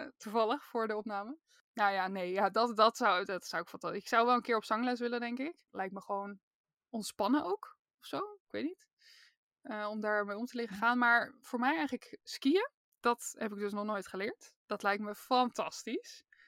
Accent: Randstad, Netherlands; Ik kom uit de Randstad

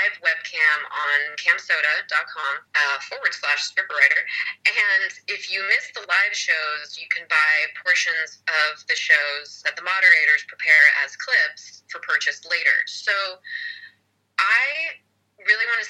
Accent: California, United States; moved away as an adult; my home state where I was born and raised for the first 22 years of my life of California

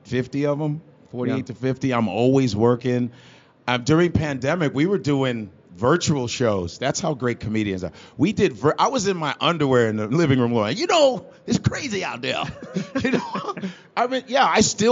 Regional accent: Chicago, Illinois, United States; I grew up around the Cubs Stadium, like I wasn't that far from Wrigley Field

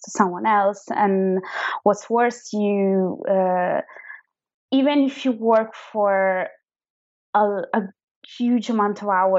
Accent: Verona, Veneto, Italy; first language Italian; English is a second language; moved away as an adult; also born or lived in Milan; now in London, United Kingdom; I'm originally from Verona, which is a kind of small town close to Venice. And then I moved when I was around 18 years old to Milan

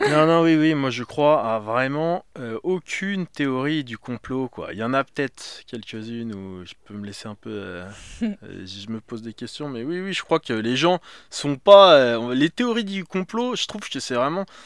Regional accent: France; now in Paris, France; je suis français, j'ai grandi en province

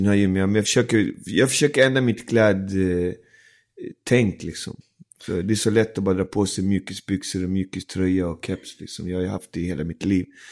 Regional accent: Alby, Stockholm County, Sweden; also born or lived in Isla Margarita, Venezuela; växte jag upp i Alby där mm. många andra barn hade samma situation.

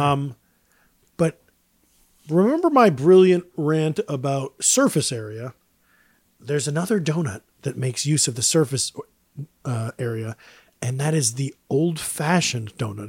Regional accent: New York, United States; now in Los Angeles, United States; I'm from New York State

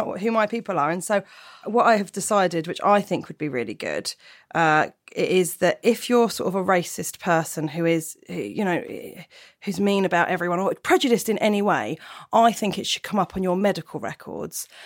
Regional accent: Portsmouth, South East England, United Kingdom; I come from Portsmouth

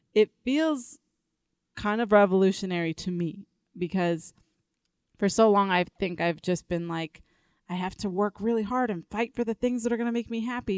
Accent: Elgin, Illinois, United States; moved away as an adult; now in Denver, United States; I came to Denver. Uh, six years ago. I'm from the Chicago area, Elgin, Illinois.

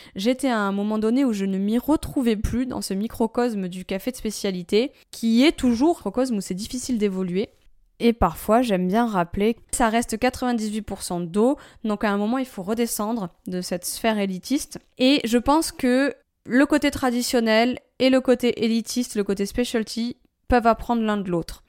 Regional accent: France; chez nous en France

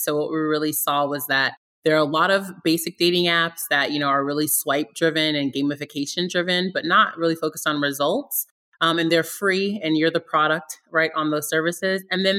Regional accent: Virginia, United States; also born or lived in Germany; So I was born in Germany and I lived all over the US. I'm the youngest of three from very, very humble beginnings. We settled in Virginia when I was about 12, and I went to high sch

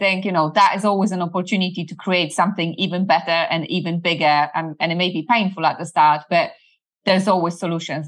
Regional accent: Poland; English is a second language; moved away as an adult; also born or lived in United Kingdom; now in Canada; Well, I'm originally from Poland, where I lived up until I was 20

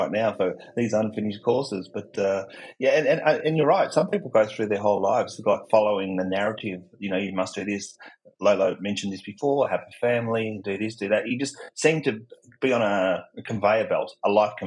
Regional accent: Australia; accent: Australian; my accent, I'm not American, I'm Australian

